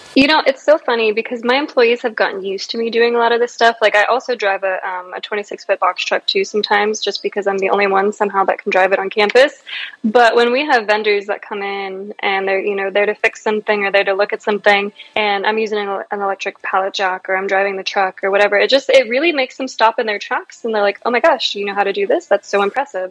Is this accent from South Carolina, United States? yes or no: no; Virginia, United States; I was born here, um, and so I've been here my whole life